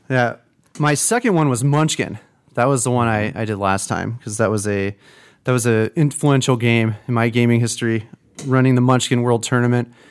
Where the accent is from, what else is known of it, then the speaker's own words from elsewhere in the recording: Peoria, Illinois, United States; I grew up in Peoria